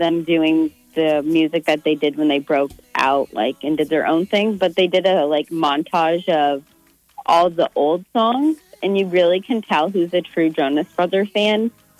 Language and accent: English; Omaha, Nebraska, United States; And we're like, Omaha, Nebraska.